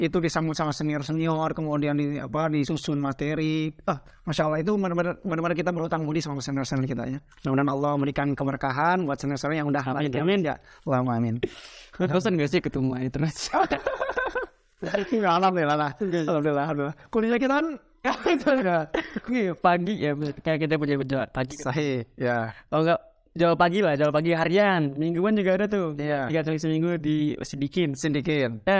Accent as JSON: {"language": "Indonesian", "town": "Bandung", "region": "West Java", "country": "Indonesia", "tie": "born or raised there", "also_born_or_lived": "Garut", "said": "Bandung tulen"}